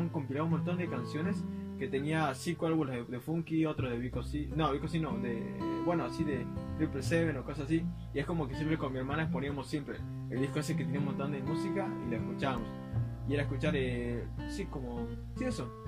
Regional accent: Ushuaia, Tierra del Fuego, Argentina; mi niñez, eh, que fue en Ushuaia

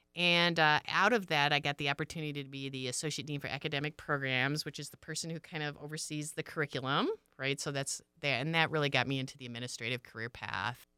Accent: Michigan, United States; moved away; I'm originally from Michigan. I grew up on a small pig farm

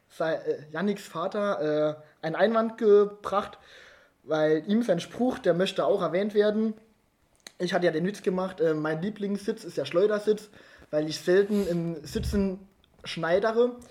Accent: Ottweiler, Saarland, Germany; born there; ich glaube, ich bin der einzige geboren in Ottwiller.

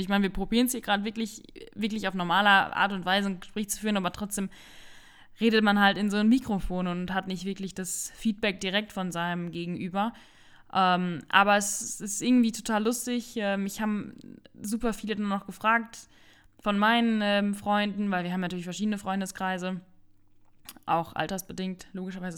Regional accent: Rhineland-Palatinate, Germany; moved away as an adult; also born or lived in Sauerland; Meine Eltern hat es aber dann in die Pfalz verschlagen

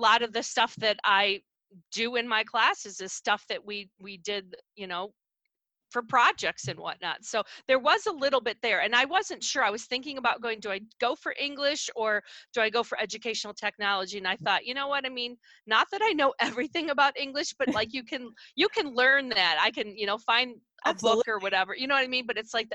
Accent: Toledo, Ohio, United States; I am from Toledo, Ohio, and I teach at Ohio Virtual Academy

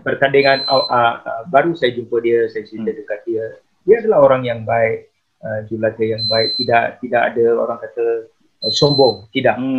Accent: Selangor, Malaysia; saya daripada Selangor

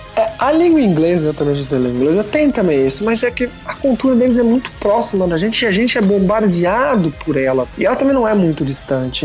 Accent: Brazil; now in Tokyo, Japan

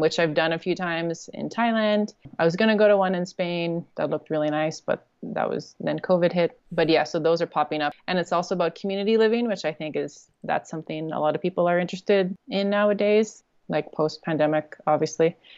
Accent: Canada; moved away as an adult; also born or lived in China / South Korea; I'm from Canada

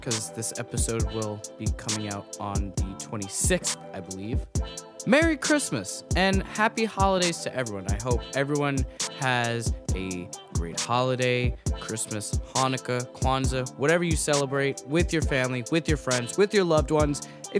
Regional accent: New York, United States; I say this as a New Yorker who, you know, is sometimes avoids my neighbors

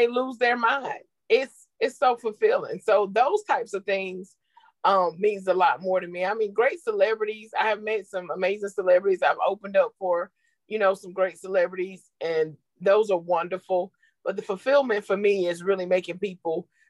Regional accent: Greenville, South Carolina, United States; I am from Greenville, South Carolina

